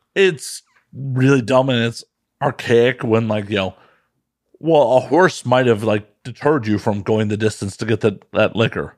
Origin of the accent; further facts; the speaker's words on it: Midwest, United States; moved away as an adult; now in West Coast, United States; as a Midwesterner who used to drive east a bunch